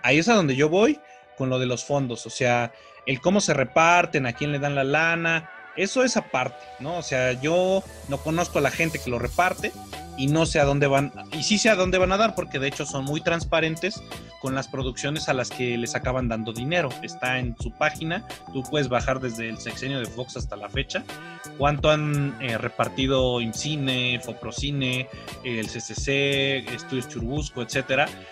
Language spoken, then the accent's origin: Spanish; Mexico; A nosotros como mexicanos